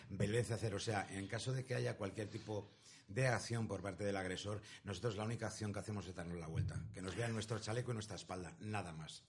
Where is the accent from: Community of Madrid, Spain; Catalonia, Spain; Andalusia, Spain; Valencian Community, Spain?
Community of Madrid, Spain; Madrid; now in Zaragoza, Spain; Llevo desde el año 75 aquí en Zaragoza, en esta bella tierra maña, que yo soy de Madrid